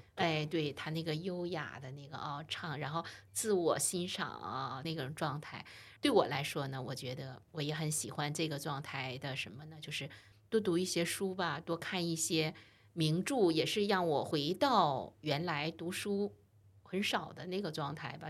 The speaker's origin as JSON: {"language": "Chinese", "region": "Northeast China", "country": "China", "moved": "as an adult", "lives_now": "Shanghai, China", "said": "作为东北人"}